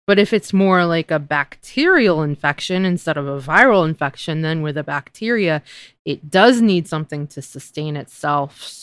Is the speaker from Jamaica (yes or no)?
no; United States; as an American